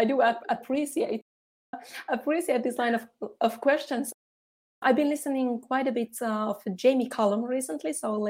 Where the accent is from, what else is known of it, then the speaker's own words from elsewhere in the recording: Finland; now in Switzerland; Finland, in Northern Europe.